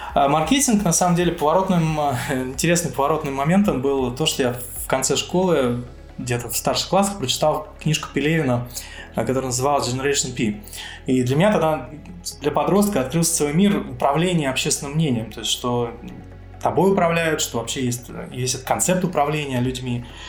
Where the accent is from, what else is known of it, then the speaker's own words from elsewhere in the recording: Moscow Oblast, Russia; moved away as an adult; now in Cyprus; я родился в Подмосковье